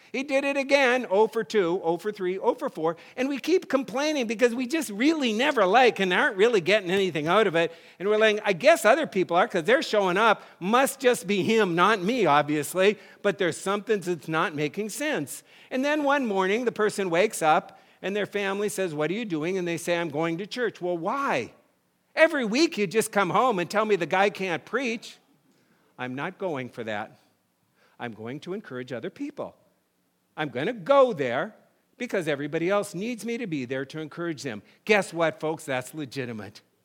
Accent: North Dakota, United States; moved away; I grew up in North Dakota

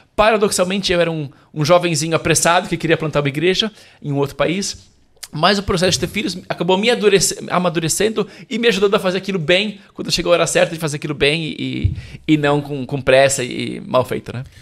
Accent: São Paulo, Brazil; moved away as an adult; now in Rome, Italy; nasci e cresci em São Paulo

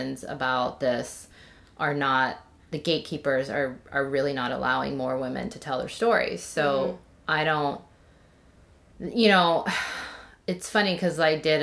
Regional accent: United States; growing up as Korean American in this small town where I was literally the only Asian person I ever saw

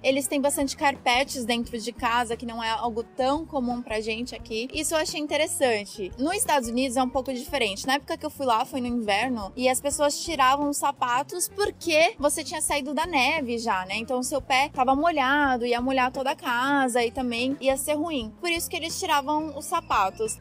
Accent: São Paulo, Brazil; also born or lived in United States; now in Canada; eu sou de São Paulo, então realmente o que eu mais vejo é prédio

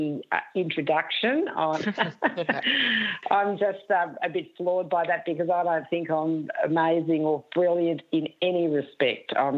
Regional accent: Wangaratta, Victoria, Australia; now in Richmond, Australia; I was born and raised in Wangaratta

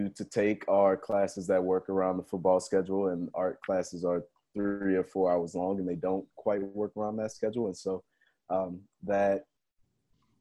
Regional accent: New Orleans, Louisiana, United States; growing up in New Orleans, I had a lot of cousins around me that were playing football

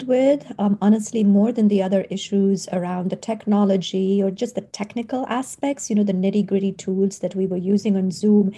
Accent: India; moved away as an adult; now in United States; I grew up in India, and I came to college in the US.

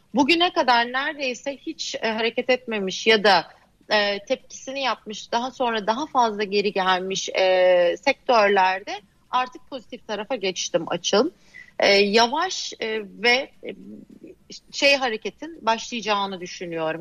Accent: Adana, Turkey; now in Bodrum, Turkey; Adana'da köylüyüm ben biliyorsun yani. Adana'nın yerli köylüsüyüm

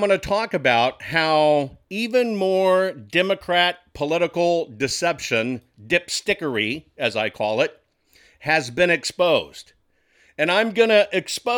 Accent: Texas, United States; as a Texan

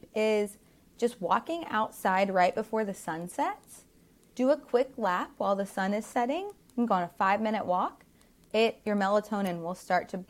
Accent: the South, United States; we grew up in the South

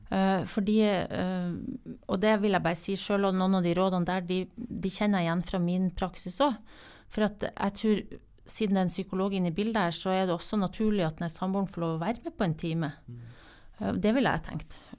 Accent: Northern Norway, Norway; Jeg er fra Nord-Norge, og det er ikke du?

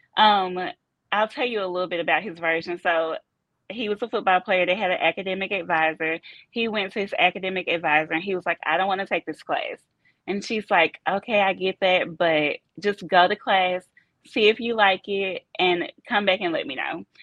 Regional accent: Memphis, Tennessee, United States; moved away as an adult; also born or lived in Chattanooga, Tennessee; now in Benbrook, United States; I am born and raised in Memphis, Tennessee.

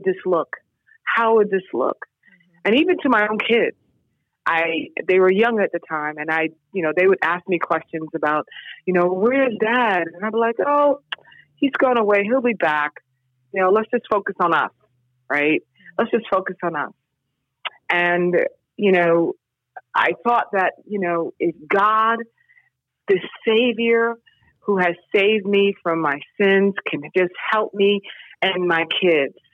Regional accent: New York City, New York, United States; also born or lived in Syracuse; I grew up in New York City

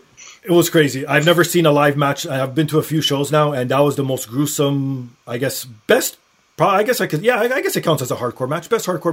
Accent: Canada; I felt pride as being a Canadian.

